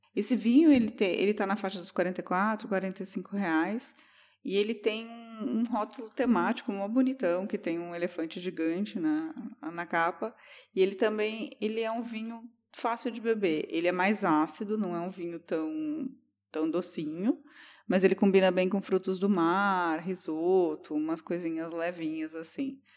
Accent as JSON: {"language": "Portuguese", "region": "Paraná", "country": "Brazil"}